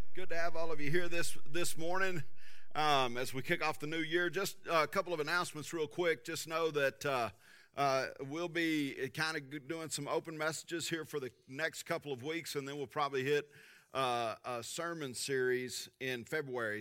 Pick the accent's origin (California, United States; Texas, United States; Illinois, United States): Texas, United States; Tulia; Driving to junior high growing up in Tulia, Texas